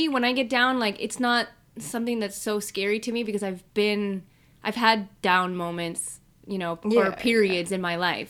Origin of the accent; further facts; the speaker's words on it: Chicago, Illinois, United States; I'm from Chicago. Grew up super cold.